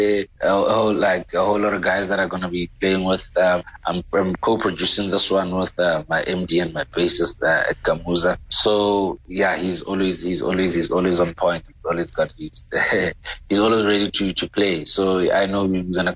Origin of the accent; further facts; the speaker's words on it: Pretoria, Gauteng, South Africa; moved away as an adult; now in Eastern Cape, South Africa; I am originally from Pretoria, but I'm based in the Eastern Cape. And yeah, while I was growing up in Pretoria